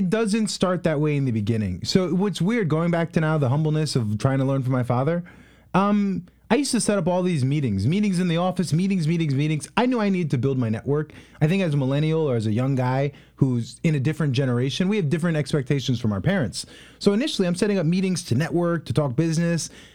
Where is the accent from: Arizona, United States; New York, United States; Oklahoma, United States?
New York, United States; Long Island; moved away as an adult; also born or lived in Haiti; now in Columbus, United States; I'm from Long Island, New York